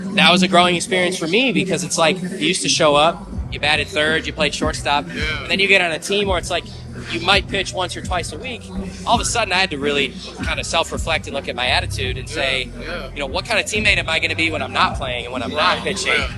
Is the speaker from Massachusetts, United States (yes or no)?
no; Midland, Michigan, United States; moved away as an adult; now in Kankakee, United States; our, town where I grew up in is called Midland, the middle of the state.